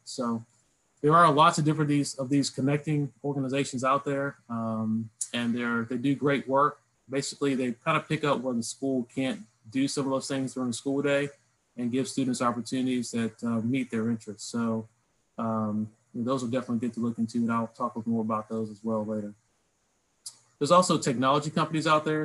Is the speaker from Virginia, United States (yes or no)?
yes; Lynchburg, Virginia, United States; moved away; I grew up in Lynchburg, Virginia